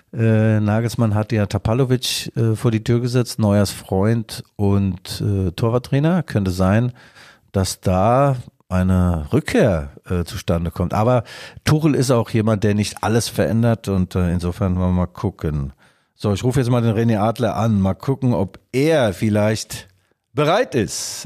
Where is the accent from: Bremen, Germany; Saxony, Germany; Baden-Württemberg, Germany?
Saxony, Germany; Leipzig; als Leipziger